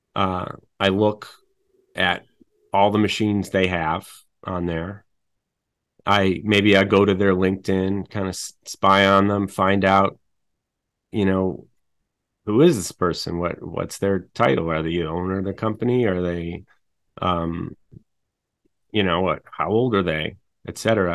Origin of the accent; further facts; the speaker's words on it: Chicago, Illinois, United States; I'm from Chicago